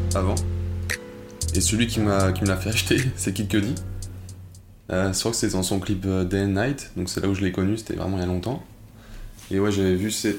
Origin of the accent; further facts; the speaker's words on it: Lyon, Auvergne-Rhône-Alpes, France; also born or lived in Angers; Je suis arrivé d'Angers à, Lyon. J'étais en CE2